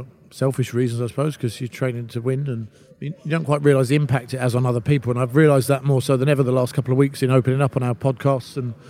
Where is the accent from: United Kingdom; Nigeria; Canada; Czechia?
United Kingdom; London; I grew up in London